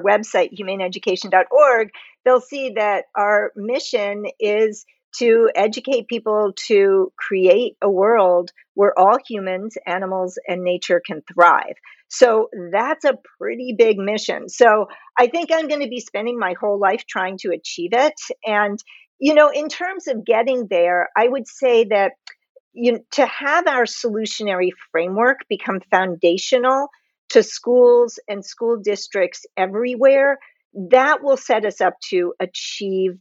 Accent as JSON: {"language": "English", "country": "United States", "said": "I'm from the United States"}